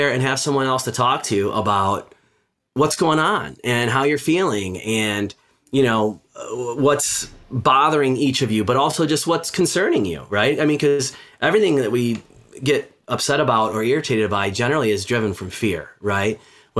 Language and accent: English; Midwest, United States; I grew up in the Midwest. It wasn't really something that, you know, we did where I was from and where I grew up. And then I landed on the West Coast for a long time.